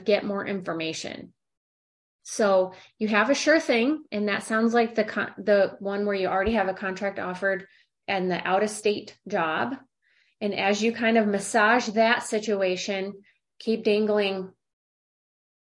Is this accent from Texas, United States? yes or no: no; St. Louis, Missouri, United States; moved away as an adult; now in California, United States; I'm from St. Louis and I live in California